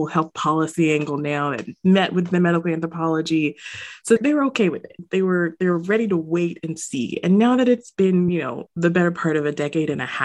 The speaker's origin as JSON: {"language": "English", "country": "United States", "tie": "born or raised there", "said": "a Jamaican American growing up in the States"}